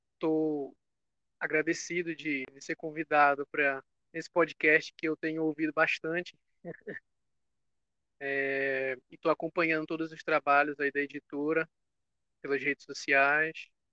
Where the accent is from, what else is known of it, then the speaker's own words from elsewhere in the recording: Belém, Pará, Brazil; Sou aqui de Belém do Pará